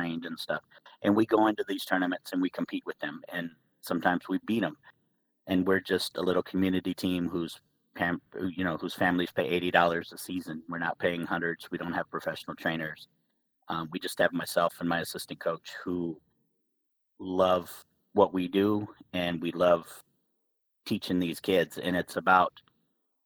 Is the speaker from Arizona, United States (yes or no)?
yes; Phoenix, Arizona, United States; growing up in Phoenix